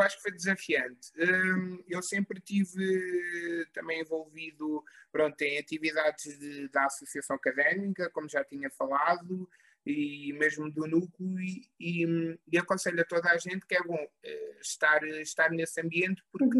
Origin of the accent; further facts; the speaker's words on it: Covilhã, Centro, Portugal; eu sou natural da Covilhã